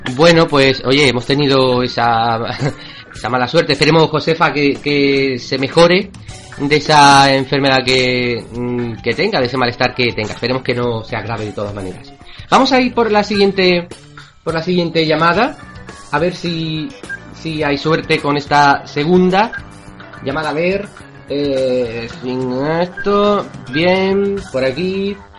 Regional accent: Cádiz, Andalusia, Spain; yo soy gaditano, soy de allí, soy de Cádiz

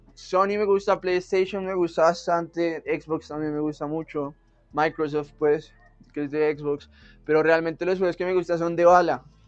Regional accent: Bogotá, Colombia; also born or lived in Argentina; yo soy bogotano, yo soy Rola

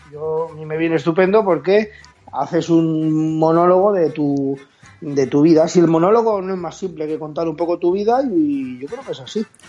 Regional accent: Valencian Community, Spain; yo soy valenciano como a mucha honra

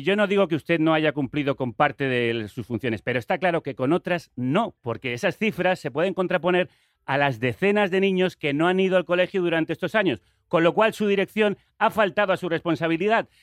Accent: Madrid, Community of Madrid, Spain; Yo nací en Madrid.

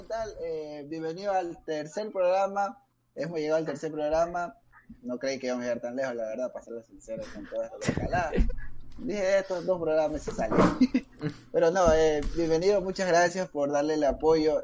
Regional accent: Ecuador; somos ecuatorianos

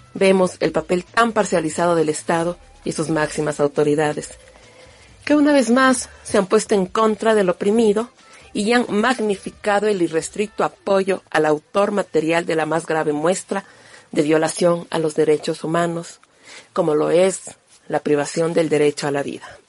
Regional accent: Ecuador; soy una mujer ecuatoriana que se autorreconoce como negra

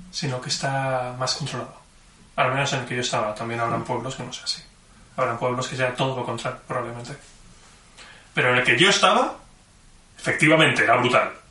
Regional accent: Barcelona, Catalonia, Spain; born there; nací en Barcelona.

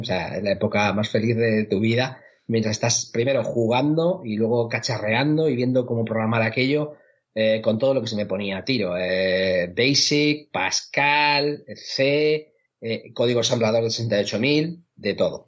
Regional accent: Chinchilla de Montearagón, Castilla-La Mancha, Spain; moved away as an adult; now in Seville, Spain; mi pueblo eh, de, La Mancha, que se llama Chinchilla de Aragón, en la provincia de Albacete.

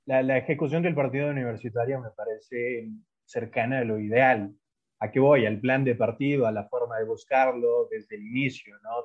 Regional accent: Ecuador; yo soy de Ecuador

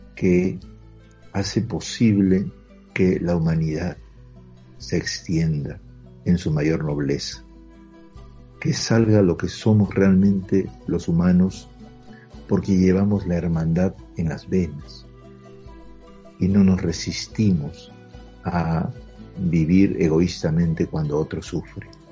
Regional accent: Peru; como peruanos y como peruanos humildes y sencillos

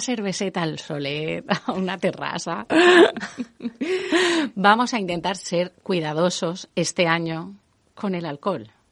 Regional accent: Valencian Community, Spain; como buenos valencianos

